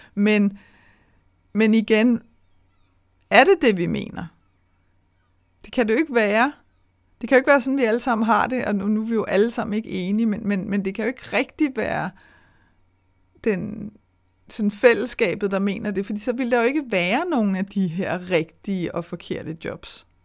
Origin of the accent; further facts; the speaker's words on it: Denmark; vi danskere